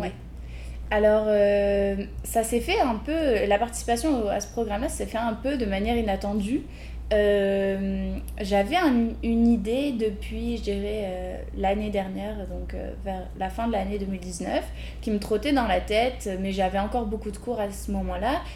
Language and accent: French; Lille, Hauts-de-France, France; moved away as an adult; now in Montreal, Canada; je suis française à la base de Lille